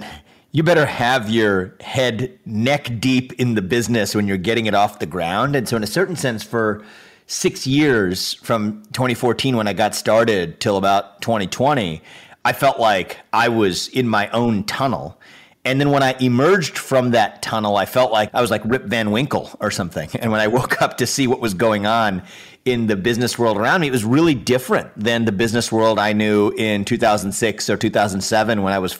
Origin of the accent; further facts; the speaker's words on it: Cincinnati, Ohio, United States; I was born and raised in Cincinnati, Ohio